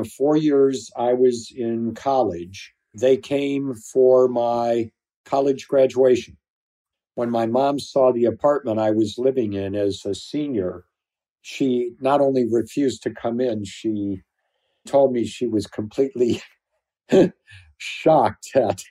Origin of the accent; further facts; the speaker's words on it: California, United States; I was 21 from California. I had a pair of jeans on, some sneakers and a t-shirt.